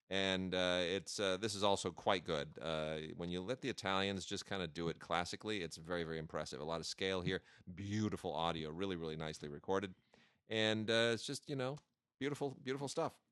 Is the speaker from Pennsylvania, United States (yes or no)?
no; St. Louis, Missouri, United States; I'm from St. Louis